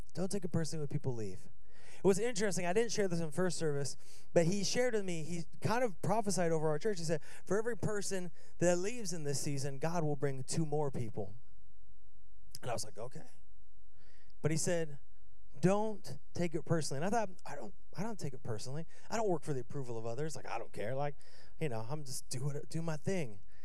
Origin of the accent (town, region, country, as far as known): Seattle, Washington, United States